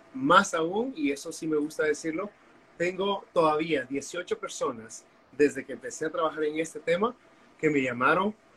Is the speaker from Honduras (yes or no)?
yes; Honduras; also born or lived in Costa Rica; soy hondureño